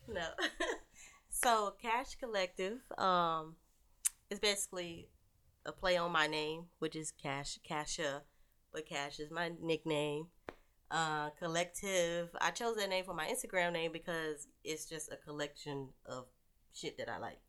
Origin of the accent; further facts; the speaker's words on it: Warrenton, North Carolina, United States; Because I'm from the country. I'm from Warrenton, North Carolina